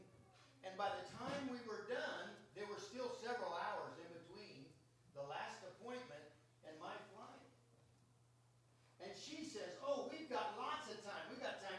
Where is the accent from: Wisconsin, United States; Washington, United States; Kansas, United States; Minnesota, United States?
Washington, United States; Seattle; I'm from Seattle